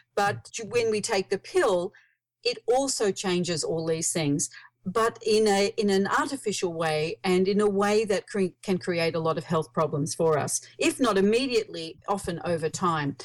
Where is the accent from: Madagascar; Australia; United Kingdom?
Australia; accent: Australian; I live in Australia. You might hear from my accent.